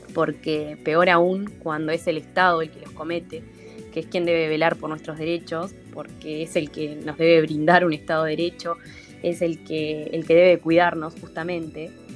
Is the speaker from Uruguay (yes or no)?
yes; Uruguay; como ciudadanos, como uruguayos